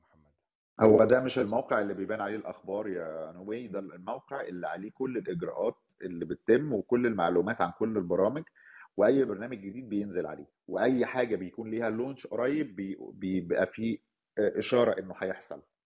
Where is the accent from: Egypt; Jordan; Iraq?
Egypt; Cairo, Cairo Governorate; moved away as an adult; now in Canada; كان في عنوان اتولدت فيه في مصر الجديده وعشت فيه فترة وبعدين نقلت منه